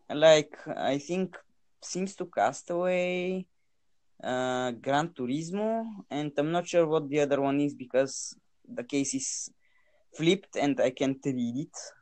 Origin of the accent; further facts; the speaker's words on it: Bulgaria; most of the people playing games in Bulgaria are 14 year olds like me